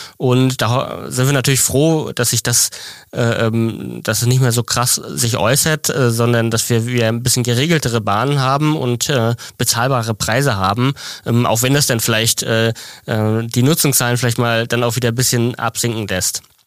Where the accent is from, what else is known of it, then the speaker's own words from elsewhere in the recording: Mecklenburg-Vorpommern, Germany; ich komme auch aus dem Norden, aus Mecklenburg